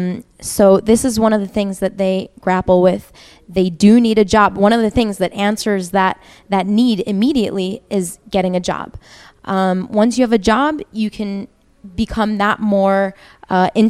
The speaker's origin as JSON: {"language": "English", "area": "Rockland County", "region": "New York", "country": "United States", "moved": "as an adult", "lives_now": "Israel", "said": "I'm also originally from New York, Rockland County."}